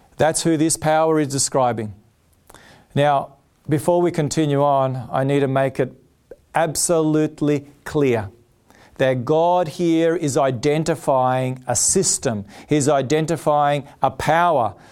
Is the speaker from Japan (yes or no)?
no; Australia; I'm an Australian. I'm proud to be an Australian. Blessed to be born in this country.